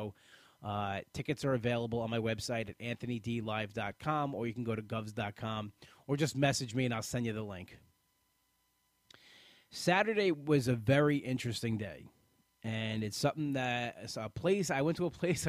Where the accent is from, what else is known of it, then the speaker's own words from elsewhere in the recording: Bellmore, New York, United States; I grew up in this town of Belmore. This is my town. This is where I grew up. I went to high school here